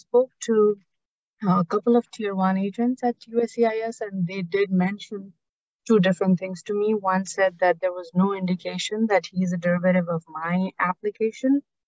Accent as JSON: {"language": "English", "country": "Nepal", "moved": "yes", "lives_now": "United States", "said": "So I'm from Nepal"}